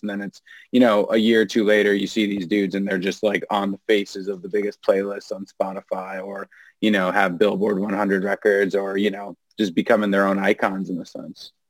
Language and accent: English; New Hampshire, United States; now in New York, United States; growing up in the New England area, New Hampshire